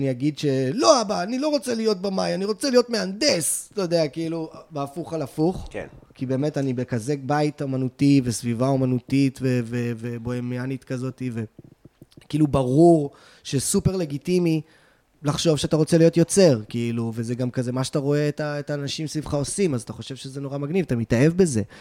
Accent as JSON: {"language": "Hebrew", "town": "Tel Aviv", "region": "Tel Aviv District", "country": "Israel", "tie": "born or raised there", "also_born_or_lived": "Los Angeles", "said": "אני בא מבית תל אביבי, אני אה, מתל אביב."}